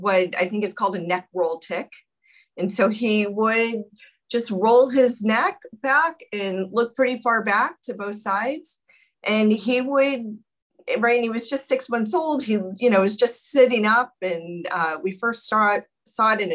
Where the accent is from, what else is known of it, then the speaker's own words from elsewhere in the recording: St. Louis, Missouri, United States; moved away; I'm actually a Midwesterner, born and raised, and went to college in St. Louis, Missouri.